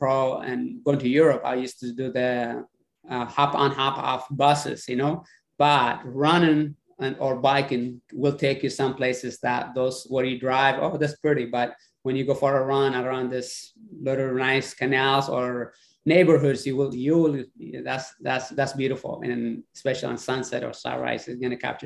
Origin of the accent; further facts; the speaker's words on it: San Diego, California, United States; English is a second language; moved away as an adult; now in Tampa, United States; I grew up in San Diego. San Diego is going to be home for a long time.